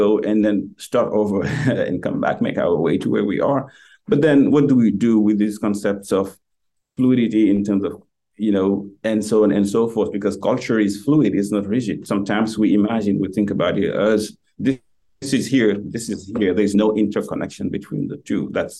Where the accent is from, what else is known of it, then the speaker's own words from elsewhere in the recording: Dakar, Senegal; moved away as an adult; now in United States; who was born and raised in Dakar, you know, the latest capital of the West African French colonies, Afrique Occidentale Française.